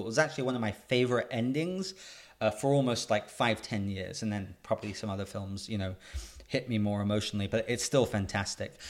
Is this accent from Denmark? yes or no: no; England, United Kingdom; moved away; I'm a Brit, I'm a British kid